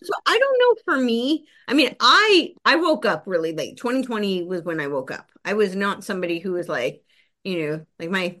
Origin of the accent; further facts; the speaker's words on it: New Jersey, United States; moved away; also born or lived in Los Angeles; I grew up right outside New York City. So it was very close to the George Washington Bridge